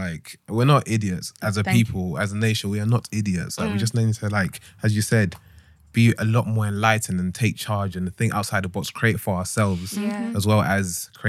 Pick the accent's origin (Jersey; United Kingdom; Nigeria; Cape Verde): Nigeria; And especially, obviously, I'm Nigerian, so I'm speaking in regards to Nigeria.